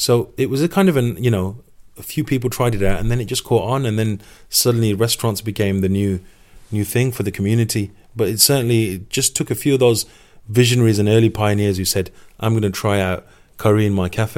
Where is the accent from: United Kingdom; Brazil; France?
United Kingdom; Sparkbrook, West Midlands; Sparkbrook has been a classic example. I was born and raised in Sparkbrook.